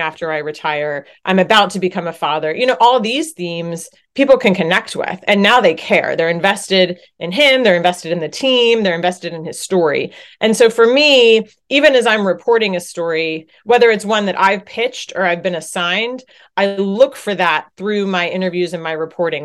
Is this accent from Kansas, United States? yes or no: no; Chapel Hill, North Carolina, United States; moved away as an adult; also born or lived in Boston / Virginia; I grew up in Chapel Hill, North Carolina, cheering for the Tar Heels.